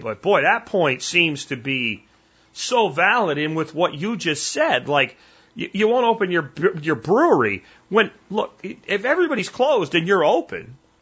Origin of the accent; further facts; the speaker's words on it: Pennsylvania, United States; now in Texas, United States; I'm from Pennsylvania.